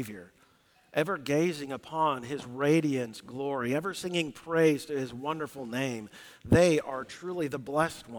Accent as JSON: {"language": "English", "region": "Southwest", "country": "United States", "tie": "born or raised there", "said": "We grew up in the Southwest"}